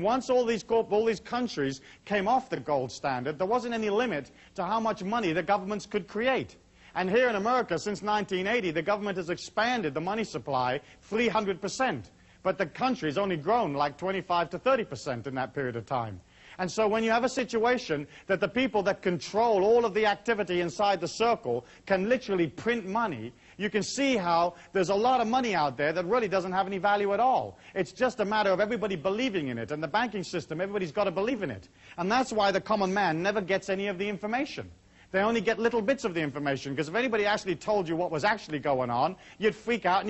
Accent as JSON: {"language": "English", "town": "Taos", "region": "New Mexico", "country": "United States", "tie": "born or raised there", "said": "my hometown of Taos"}